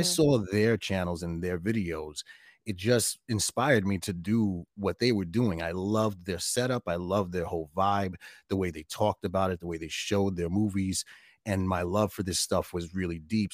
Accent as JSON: {"language": "English", "town": "New York City", "region": "New York", "country": "United States", "tie": "born or raised there", "said": "my apartment where I grew up in Brooklyn"}